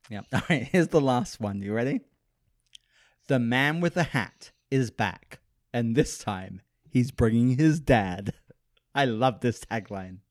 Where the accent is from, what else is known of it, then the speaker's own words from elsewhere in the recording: United Kingdom; moved away; I'm British. So I say pause